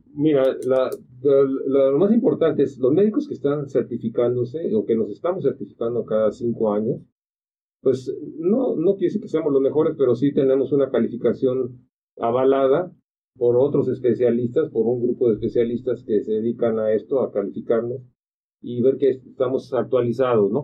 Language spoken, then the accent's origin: Spanish; Acapulco, Guerrero, Mexico; Yo soy de ahí, soy de Acapulco